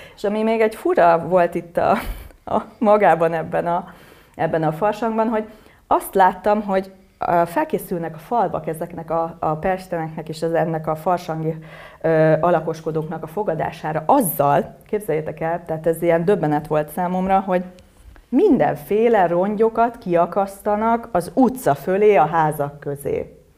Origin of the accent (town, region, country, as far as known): Buda-area German communities, Pest, Hungary